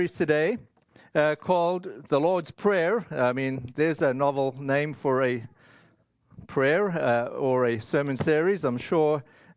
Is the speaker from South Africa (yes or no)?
yes; South Africa; I grew up in South Africa